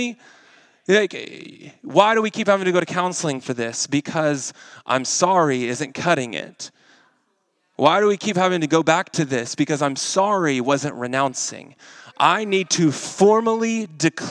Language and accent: English; Arkansas, United States; now in Kansas City, United States; I'm from Arkansas